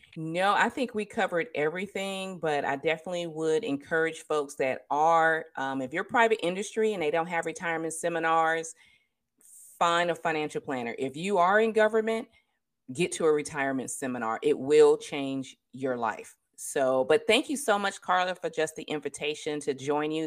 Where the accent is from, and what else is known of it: California, United States; born or raised there